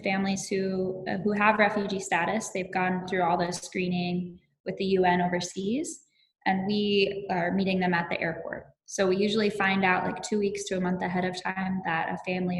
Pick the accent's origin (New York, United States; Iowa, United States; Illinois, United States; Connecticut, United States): Iowa, United States; moved away as an adult; now in Minnesota, United States; I am from Iowa, but I've been in Minnesota the last 4 years.